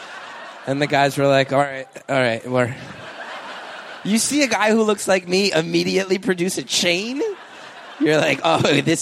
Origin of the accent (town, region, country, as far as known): New York, United States; now in California, United States